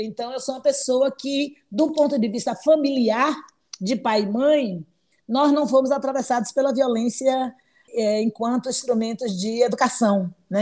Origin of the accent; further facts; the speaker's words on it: Salvador, Bahia, Brazil; sou de Salvador, Bahia, sou nativa dessa cidade, como a gente costuma chamar, soteropolitana